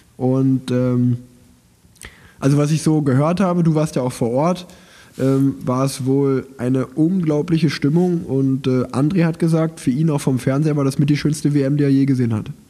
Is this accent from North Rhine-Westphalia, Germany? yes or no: yes; Unna, North Rhine-Westphalia, Germany; ich bin ja in Unna geboren, das liegt ja angrenzend am Münsterland